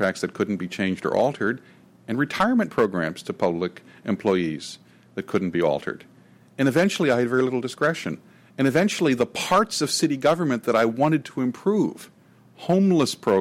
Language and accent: English; near the Sacramento Delta, California, United States; In the Sacramento Delta, near where I grew up